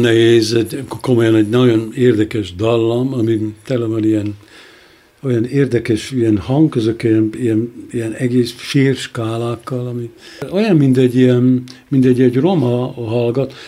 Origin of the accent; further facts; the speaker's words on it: Hungary; moved away as an adult; also born or lived in Budapest (as a young boy from the countryside); now in Berlin, Germany; itt születtem